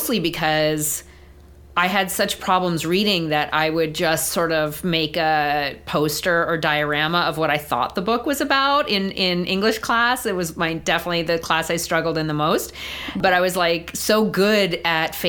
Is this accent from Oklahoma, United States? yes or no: no; Eastern Long Island, New York, United States; moved away as an adult; also born or lived in Boston area; now in Boston, United States; I currently live in the Boston area, but I grew up on Eastern Long Island, about an hour and a half drive from New York City.